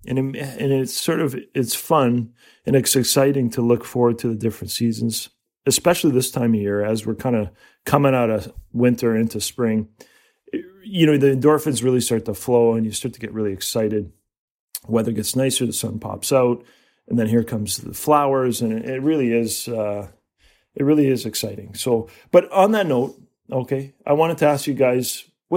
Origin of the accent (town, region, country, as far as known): Canada